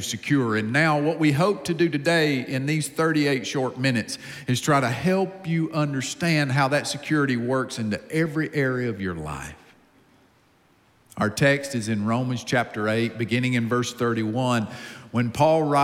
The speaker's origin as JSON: {"language": "English", "region": "Upstate South Carolina", "country": "United States", "tie": "born or raised there", "accent": "deep accent", "said": "I grew up in a home with a mom and a dad in the upstate of South Carolina. I'm from the South"}